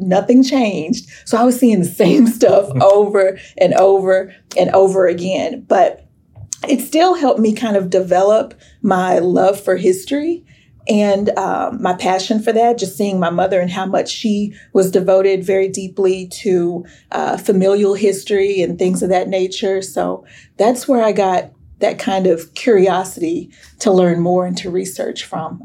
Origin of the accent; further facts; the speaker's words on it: Sherman, Texas, United States; growing up in Sherman